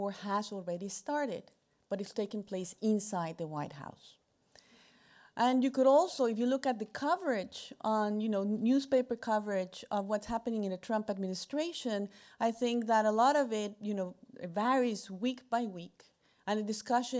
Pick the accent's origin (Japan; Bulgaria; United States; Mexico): Mexico; I am from Mexico